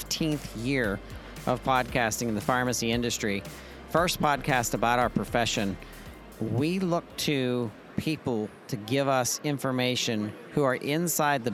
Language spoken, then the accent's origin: English; Brownsville, Pennsylvania, United States; my hometown, Brownsville, Pennsylvania.